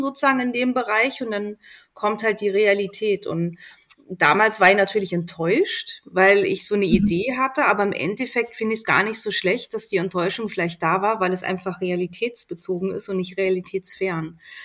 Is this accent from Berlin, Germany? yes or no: yes; Berlin, Germany; moved away as an adult; also born or lived in Helmstedt, Lower Saxony / Göttingen; now in Austria; Ich äh, komme aus Berlin, bin in Helmstedt geboren, also Niedersachsen, und mit drei Jahren dann nach Berlin. Ich fühle mich auch als Berlinerin